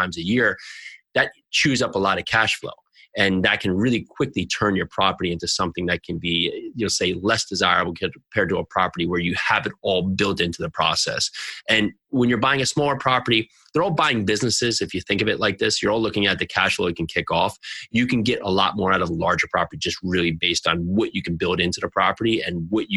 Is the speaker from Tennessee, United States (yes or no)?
no; New Jersey, United States; I'm from New Jersey